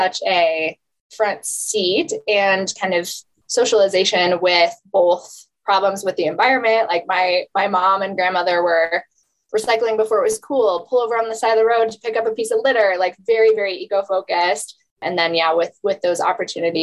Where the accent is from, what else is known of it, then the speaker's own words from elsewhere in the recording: just north of Denver, Colorado, United States; I grew up 20 minutes from where I'm sitting now in just north of Denver, and we're based in Denver.